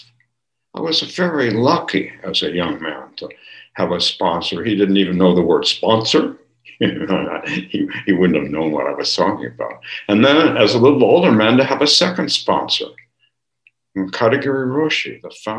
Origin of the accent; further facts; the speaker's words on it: California, United States; when I grew up in California